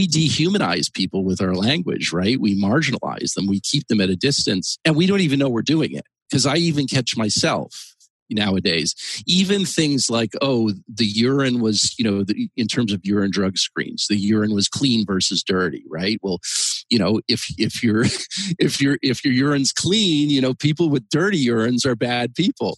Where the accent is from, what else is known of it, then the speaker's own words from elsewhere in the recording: Canada; moved away as an adult; now in United States; I came to the United States. I'm actually originally from Canada in the mid 90s, and I came here